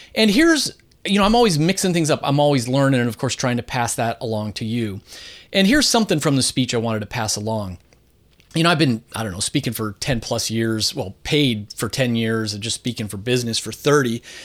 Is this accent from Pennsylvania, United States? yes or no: yes; Philadelphia, Pennsylvania, United States; I'm coming to you today from my hometown of Philadelphia, Pennsylvania